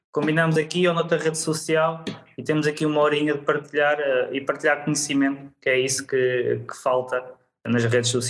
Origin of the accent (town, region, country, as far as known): Leiria, Leiria District, Portugal